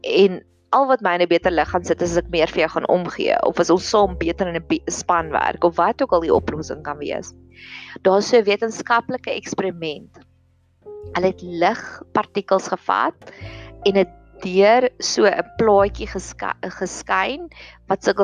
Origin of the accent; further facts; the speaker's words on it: Welkom, Free State, South Africa; ek het in Welkom groot geword en ek weet dat daar daar's 'n fulstasie wat presies halfpad is tussen Pretoria en Welkom as ek gaan kuier het.